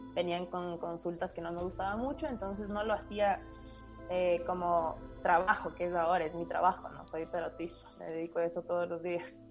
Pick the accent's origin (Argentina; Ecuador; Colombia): Ecuador; Quito, Pichincha; soy de Quito